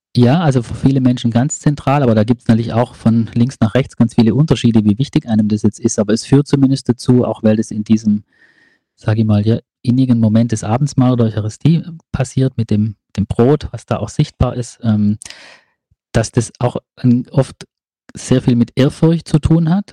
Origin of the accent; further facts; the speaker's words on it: Ravensburg, Baden-Württemberg, Germany; ich komme aus Ravensburg